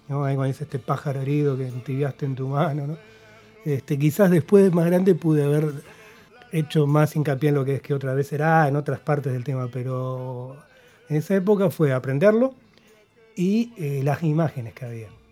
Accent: Argentina; also born or lived in Uruguay; vine acá de, chico, a los cuatro años

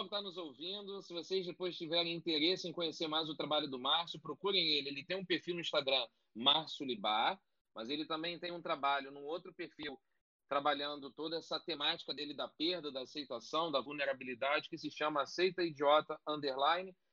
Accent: Rio de Janeiro, Brazil; eu tenho 42 anos, morei 24 em Cascadura

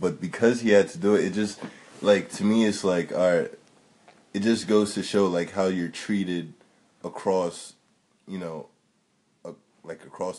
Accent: United States; us being like culturally Nigerian, okay, traditional wise like, although we were raised in America

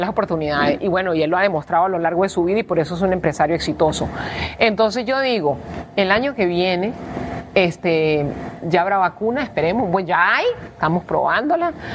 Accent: Venezuela; now in Costa Rica; nosotros que venimos de un país que sobre todo ahorita los que mandan son los militares

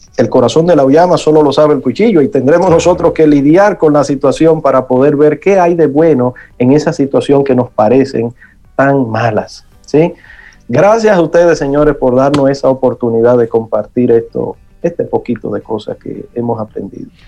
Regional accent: Santo Domingo, Distrito Nacional, Dominican Republic; el barrio donde me crié en Villa Consuelo

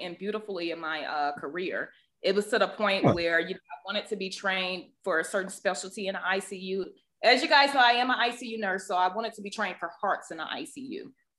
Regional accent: the South, United States; accent: deep Southern; I have a deep Southern accent

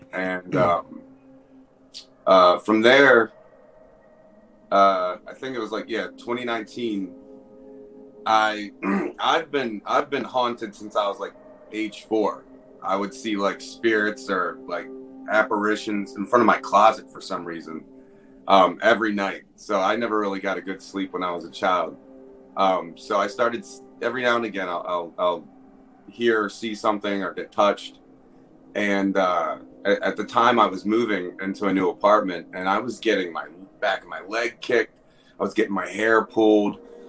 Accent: Baltimore, Maryland, United States; now in Pennsylvania, United States; because I'm from Baltimore, Maryland. But I moved out to PA.

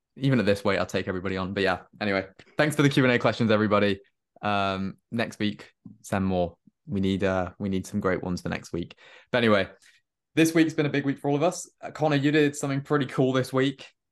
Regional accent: Cardiff, Wales, United Kingdom; moved away as an adult; also born or lived in London; So I'm, I'm from Cardiff, but I go to university in London.

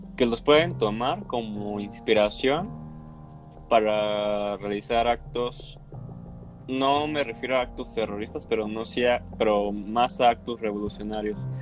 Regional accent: Mexico; somos de México

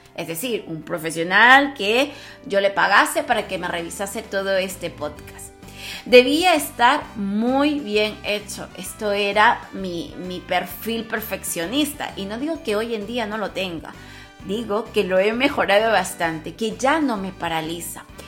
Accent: Peru; yo que soy peruana

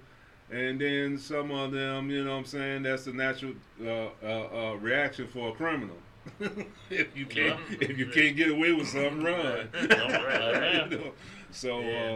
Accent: Chicago, Illinois, United States; I'm from Chicago

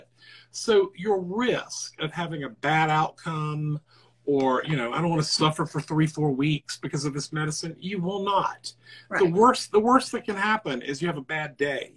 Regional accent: the South, United States; I'm from the South

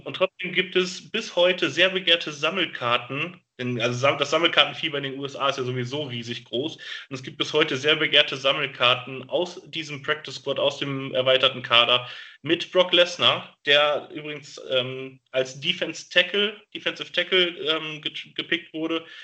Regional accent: Gelsenkirchen, North Rhine-Westphalia, Germany; in dem Jahr hatten wir tatsächlich bei uns in Gelsenkirchen Besuch in den Schulen

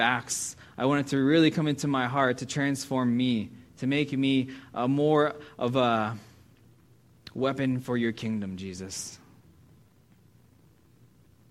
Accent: United States; As an American

